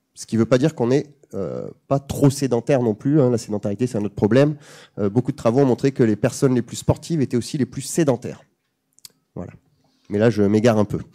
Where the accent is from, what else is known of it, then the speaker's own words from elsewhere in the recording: Bayonne, Nouvelle-Aquitaine, France; je viens de Bayonne